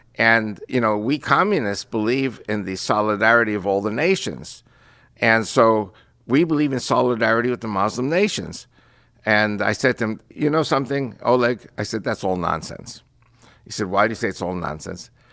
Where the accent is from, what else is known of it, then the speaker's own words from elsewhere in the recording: United States; first language Spanish; English is a second language; I was born and raised in Christian America